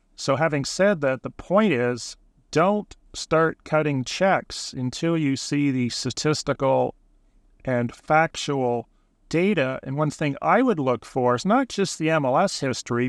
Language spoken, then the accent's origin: English; Burlington, Ontario, Canada; moved away as an adult; also born or lived in Hamilton, Ontario / Stoney Creek, Ontario / Prince Edward Island; now in Charlottetown, Canada; Born in Burlington, lived in Hamilton, Stony Creek, and number of other areas in the province